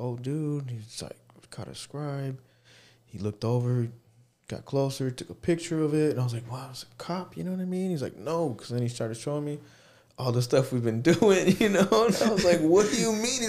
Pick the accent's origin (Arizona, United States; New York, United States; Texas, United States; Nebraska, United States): Arizona, United States; Phoenix; When I moved here, it was like like the east side. Grew up right there, like on Roosevelt